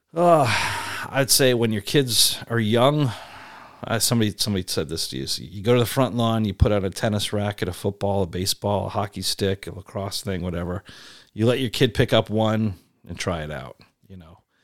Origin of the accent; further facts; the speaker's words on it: East Coast, United States; moved away; I grew up on the East Coast